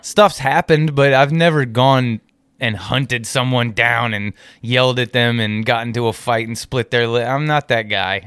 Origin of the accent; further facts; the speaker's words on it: United States; accent: American; if somebody found out I was from America